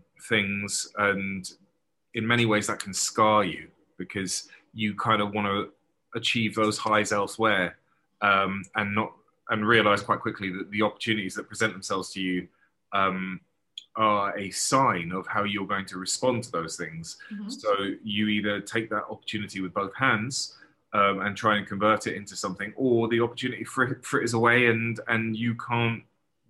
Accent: London, United Kingdom; moved away; I was born in early 70s and grew up in a place called Crouch End in North London

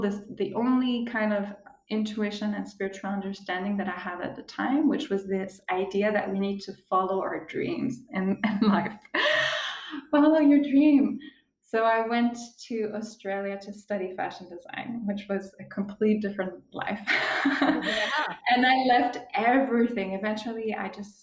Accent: Switzerland; moved away as an adult; now in Costa Rica; I grew up in Switzerland

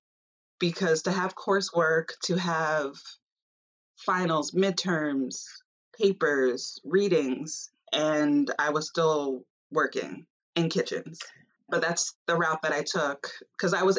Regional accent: Long Island, New York, United States; growing up on Long Island and just growing up in a majority of a white space

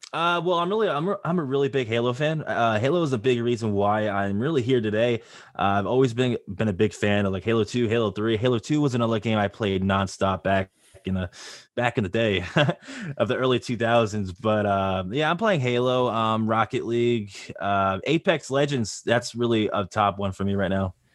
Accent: Long Island, New York, United States; I am from Long Island, New York

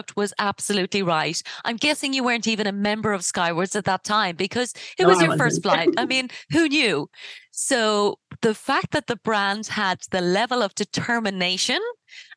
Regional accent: Ireland; I come from Ireland.

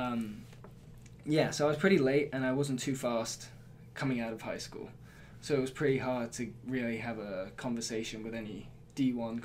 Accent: Surrey, South East England, United Kingdom; moved away as an adult; also born or lived in Tokyo, Japan / Durham, North Carolina, United States; now in Blacksburg, Virginia, United States; I definitely say I identify more as British, since that's where I did most of my growing up

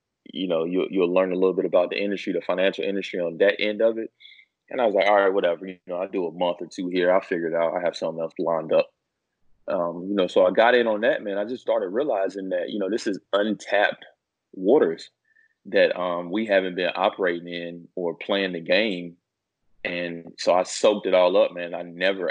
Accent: North Carolina, United States; I'm originally from North Carolina

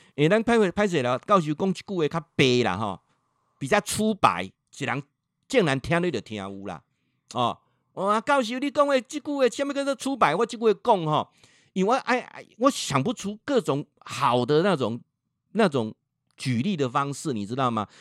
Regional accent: Changhua County, Taiwan; 我本身在彰化住了一辈子

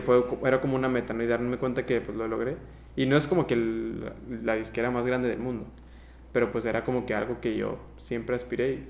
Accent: Mexico; also born or lived in Honduras; Por dos años seguidos no vine yo a México, no vi a mi familia

